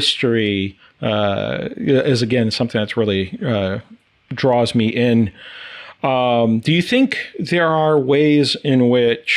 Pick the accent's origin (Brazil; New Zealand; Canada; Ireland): Brazil; now in United States; born and raised in South America and Brazil